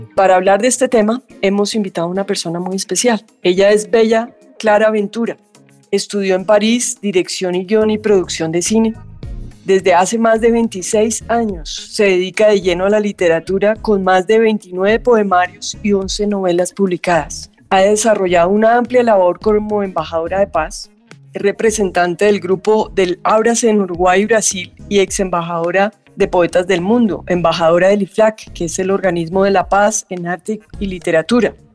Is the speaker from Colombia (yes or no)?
yes; Colombia; Como colombianos nos sentimos muy orgullosos